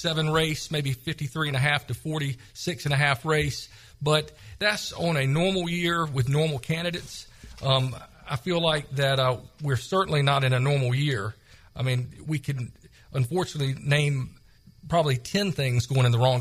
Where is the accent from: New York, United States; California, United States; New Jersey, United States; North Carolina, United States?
North Carolina, United States; Greenville; I am originally from Greenville, North Carolina. I graduated from Rose in 1990